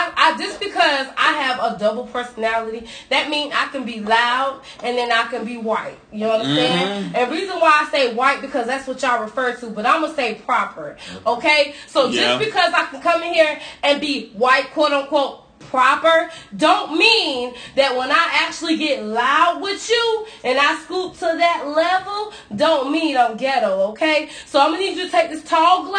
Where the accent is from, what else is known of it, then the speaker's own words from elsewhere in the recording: New York, United States; accent: New York; now in Florida, United States; My New York accent reveals